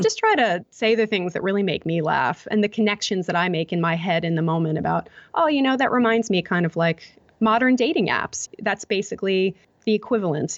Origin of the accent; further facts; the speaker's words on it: United States; moved away as an adult; now in Melbourne, Australia; as an American, I think now that I'm in Australia